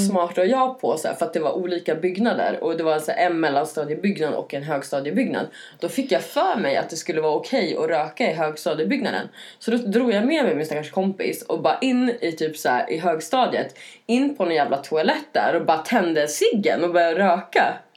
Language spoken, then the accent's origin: Swedish; Norrland, Sweden; moved away; jag växte upp i Norrland i en liten